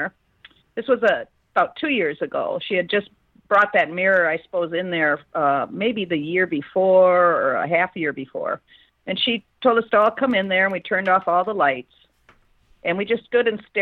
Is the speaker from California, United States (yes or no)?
no; Minnesota, United States; I'm from Minnesota.